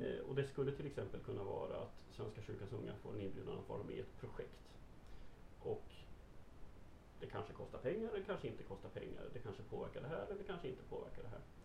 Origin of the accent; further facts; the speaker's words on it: Stockholm, Stockholm County, Sweden; jag var stockholmare